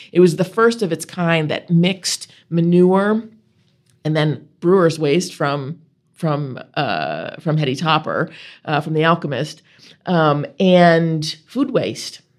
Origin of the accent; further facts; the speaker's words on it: Buffalo, New York, United States; now in Vermont, United States; I grew up outside of Buffalo, New York, in, uh, in the suburbs